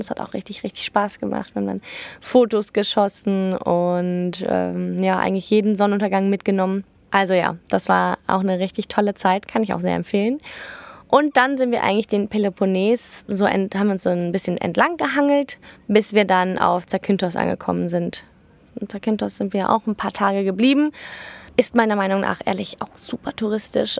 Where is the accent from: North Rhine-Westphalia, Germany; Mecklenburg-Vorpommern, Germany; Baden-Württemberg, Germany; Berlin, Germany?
North Rhine-Westphalia, Germany; Cologne; wir kommen aus Köln